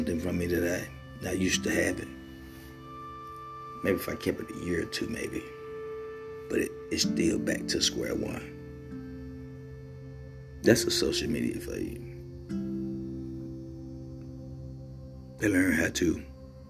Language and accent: English; Mississippi, United States; I'm from Mississippi, where poverty and being poor is nothing new